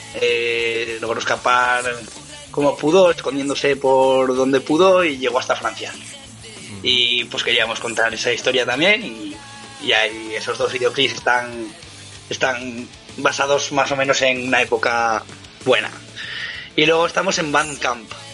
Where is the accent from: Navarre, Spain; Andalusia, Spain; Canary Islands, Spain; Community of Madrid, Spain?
Navarre, Spain; Ribera de Navarra; somos un grupo eh, de la Ribera de Navarra